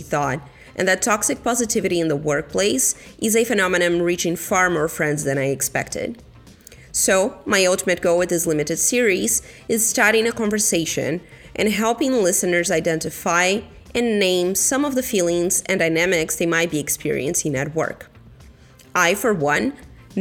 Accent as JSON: {"language": "English", "country": "Brazil", "moved": "yes", "said": "my home country, Brazil"}